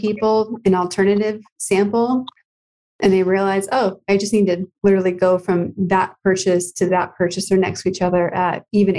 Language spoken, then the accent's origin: English; Massachusetts, United States; We're all connected. We're all from Massachusetts.